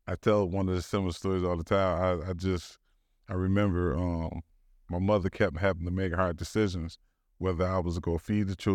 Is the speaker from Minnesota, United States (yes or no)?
no; Detroit, Michigan, United States; born or raised there; also born or lived in Southfield, Michigan